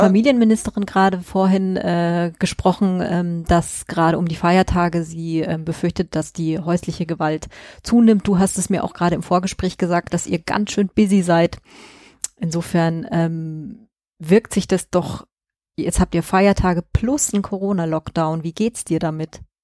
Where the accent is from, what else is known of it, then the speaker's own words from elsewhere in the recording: Munich, Bavaria, Germany; ich komme ja auch aus München